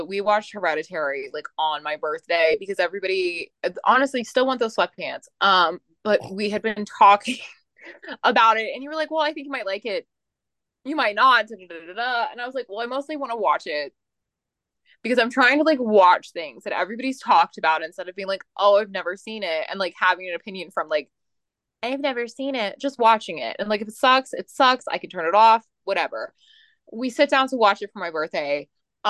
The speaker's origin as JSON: {"language": "English", "town": "Las Vegas", "region": "Nevada", "country": "United States", "said": "I'm from Vegas, and everyone's like, yeah, Euphoria is not that bad if you went to high school like in Vegas."}